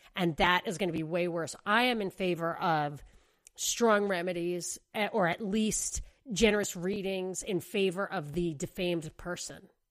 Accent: New York, United States; moved away; I grew up in New York. I was a kid, whatever, living with my parents

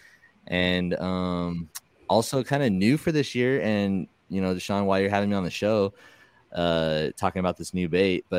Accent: Southern California, United States; I'm from Southern California

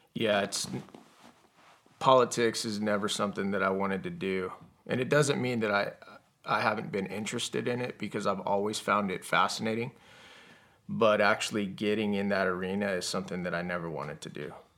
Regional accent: Yuma, Arizona, United States; also born or lived in Tucson, Arizona; I actually was born in Tucson, Arizona. And I was raised in Yuma, Arizona.

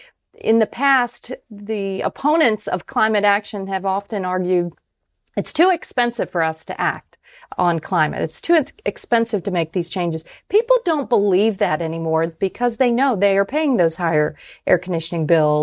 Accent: Tampa, Florida, United States; because my hometown of Tampa, Florida, just last week set an all-time high temperature record.

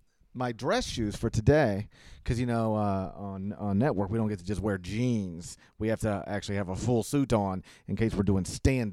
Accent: Mississippi, United States; I grew up in Mississippi.

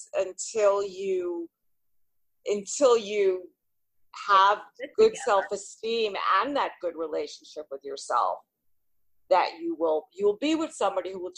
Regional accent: New York City, New York, United States; I've always basically lived, I guess, in the New York area. So born in the Bronx, and then we moved to like Little Neck

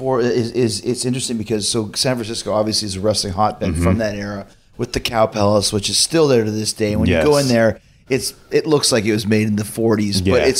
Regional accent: Winnipeg, Manitoba, Canada; moved away as an adult; also born or lived in Calgary; I grew up in Winnipeg

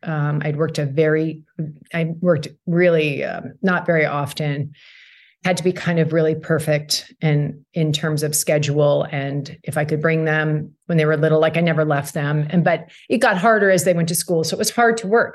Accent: Burnaby, British Columbia, Canada; moved away; growing up in Burnaby

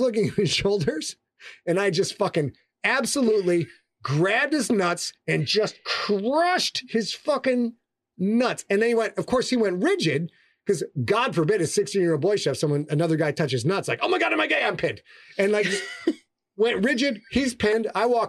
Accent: Sheboygan, Wisconsin, United States; We had, I was from Sheboygan. We had a lot of fellas with a fucking chal in.

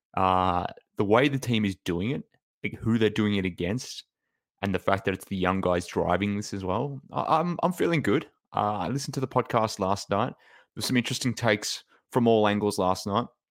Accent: Australia; from Australia

